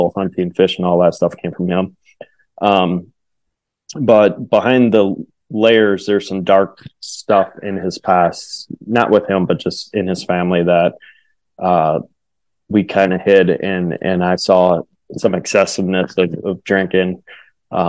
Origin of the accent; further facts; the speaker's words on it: Wisconsin, United States; I grew up in Wisconsin